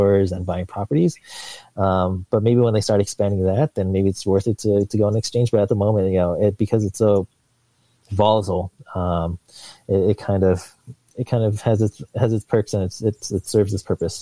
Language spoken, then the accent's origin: English; San Diego, California, United States; now in Seattle, United States; I grew up in San Diego